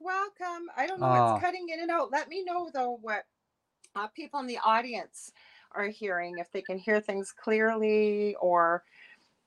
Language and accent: English; Canada; I'm a Canadian clairvoyant medium